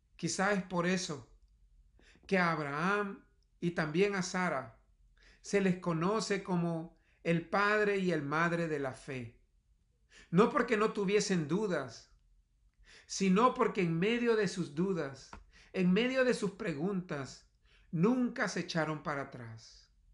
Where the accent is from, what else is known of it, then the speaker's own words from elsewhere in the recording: El Salvador; moved away; En mis años de juventud fui misionero en un área rural en mi país, El Salvador